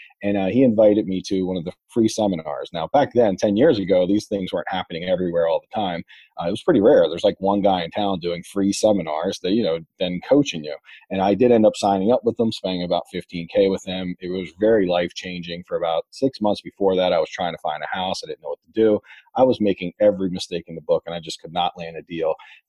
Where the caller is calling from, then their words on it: Baltimore, Maryland, United States; I'm calling from Baltimore, Maryland.